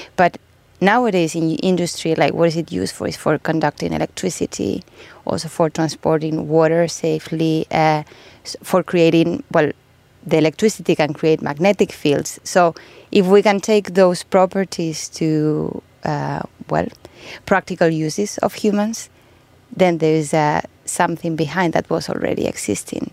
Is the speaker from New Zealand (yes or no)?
no; Spain; now in Finland; I'm from Spain